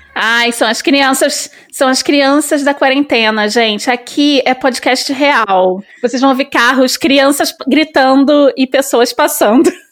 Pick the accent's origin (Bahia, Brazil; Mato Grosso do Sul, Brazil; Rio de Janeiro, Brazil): Rio de Janeiro, Brazil; accent: carioca; also born or lived in São Paulo; nasci no subúrbio do Rio, como eu falei antes. É, sou super carioca, eu acho que não dá nem para perceber pelo meu sotaque.